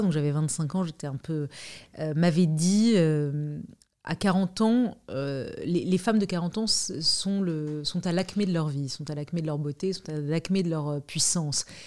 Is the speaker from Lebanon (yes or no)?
yes; Lebanon; now in France; je suis née au Liban